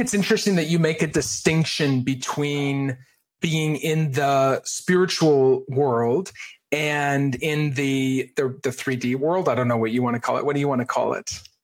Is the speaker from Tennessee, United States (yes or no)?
no; Maine, United States; I grew up in Maine